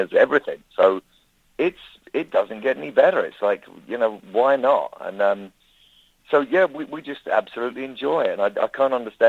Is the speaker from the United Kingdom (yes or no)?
yes; London, United Kingdom; I'm from London